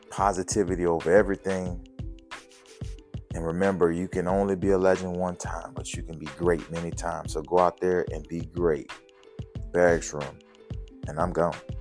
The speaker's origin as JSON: {"language": "English", "town": "New Orleans", "region": "Louisiana", "country": "United States", "tie": "born or raised there", "accent": "Louisiana", "said": "growing up in New Orleans and, and living in the project"}